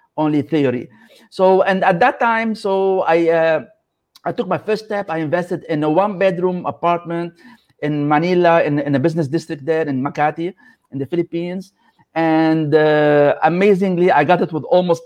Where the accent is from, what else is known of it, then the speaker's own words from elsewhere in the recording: Lebanon; moved away as an adult; I come from Lebanon, so I was raised in a country that was affected by civil war